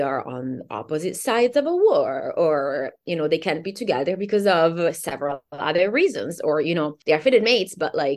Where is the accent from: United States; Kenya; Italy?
Italy; born or raised there; English is a second language; moved away